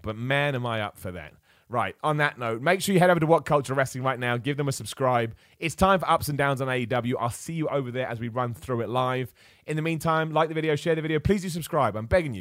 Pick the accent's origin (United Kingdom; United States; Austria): United Kingdom; Luton, East of England; I was born in Luton